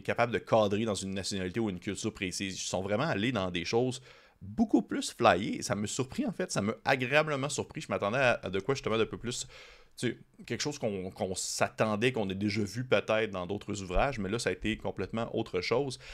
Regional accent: Quebec, Canada; en tant que Québécois nord-américain

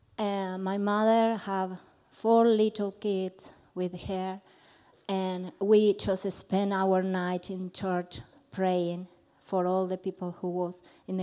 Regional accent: Argentina; moved away; I'm from Argentina.

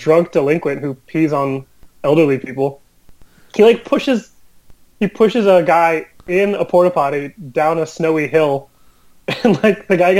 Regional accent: San Francisco, California, United States; growing up in San Francisco

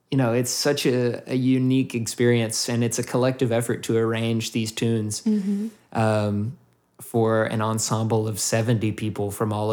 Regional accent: United States; I'm typically like the Lone Ranger from America

